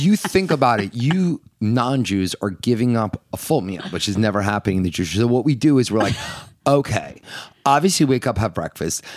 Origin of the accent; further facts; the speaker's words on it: Northeast, United States; we're from the Northeast